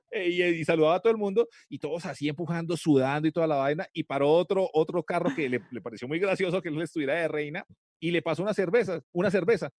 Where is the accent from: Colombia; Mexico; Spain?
Colombia; aquí nosotros somos más colombianos que un berraco